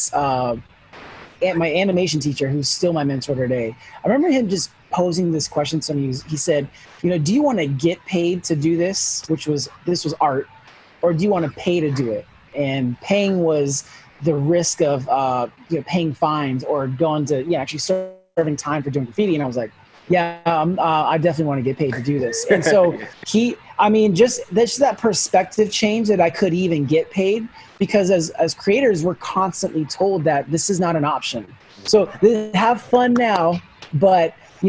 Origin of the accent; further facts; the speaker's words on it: Sacramento, California, United States; also born or lived in Los Angeles; So home has always been Sacramento. I grew up here. We moved from L.A.